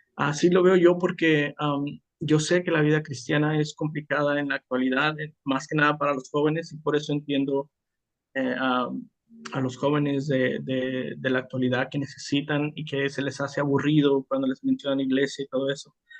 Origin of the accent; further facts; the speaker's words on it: Mexico; now in United States; soy de México